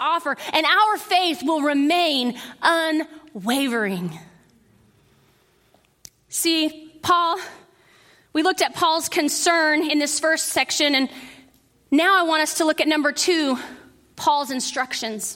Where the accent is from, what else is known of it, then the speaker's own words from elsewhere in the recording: Midland, Texas, United States; I grew up in West Texas in Midland